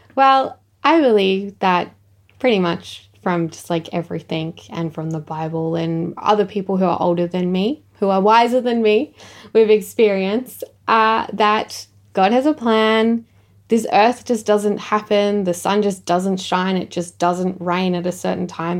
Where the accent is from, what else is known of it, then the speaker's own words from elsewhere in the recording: Echunga, South Australia, Australia; I'm from Ichanga